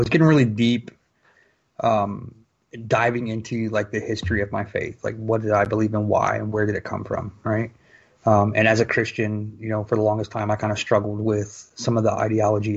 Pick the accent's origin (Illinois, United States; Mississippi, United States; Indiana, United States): Indiana, United States; Fort Wayne; I was born and raised in Fort Wayne, Indiana